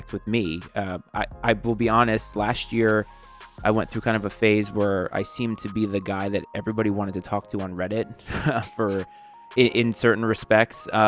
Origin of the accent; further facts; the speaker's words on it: New England, Rhode Island, United States; now in Virginia, United States; I'm born and raised in New England and I live in Virginia now.